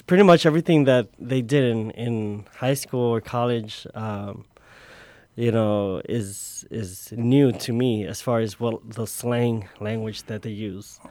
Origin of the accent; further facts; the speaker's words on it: Chicago, Illinois, United States; also born or lived in Tonalá, Jalisco, Mexico; at the age of five, I was, uh, I came here to Chicago. I grew up in the, uh, little village area